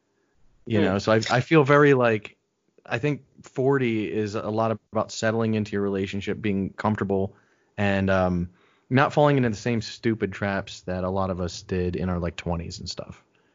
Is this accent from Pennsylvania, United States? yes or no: no; New York, United States; also born or lived in South Florida; Upstate New York, mainly. So, we moved around a little bit, but I'm a New Yorker.